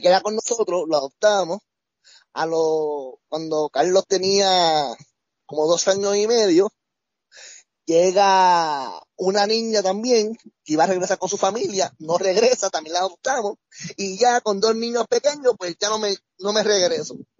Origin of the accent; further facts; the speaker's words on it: Bayamón, Puerto Rico; moved away as an adult; now in Colorado, United States; yo soy de Bayamón, de la calle Comerío